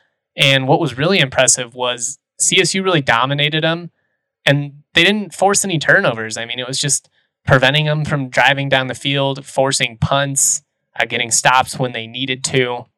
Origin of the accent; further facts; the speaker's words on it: Lakewood, Colorado, United States; growing up in Lakewood